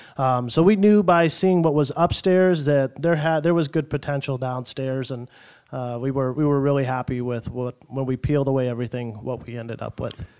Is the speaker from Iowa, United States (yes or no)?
yes; Hubbard, Iowa, United States; also born or lived in Ames, Iowa; now in Sioux City, United States; I was born down in Ames, so grew up, uh, as an Iowa kid, uh, l, just north of there, a little town called Hubbard, Iowa